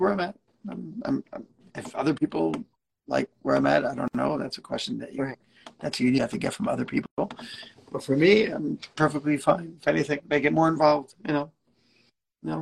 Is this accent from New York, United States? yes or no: yes; New York City, New York, United States; moved away as an adult; also born or lived in Israel; now in Omaha, United States; I grew up in Brooklyn, right next to Kensington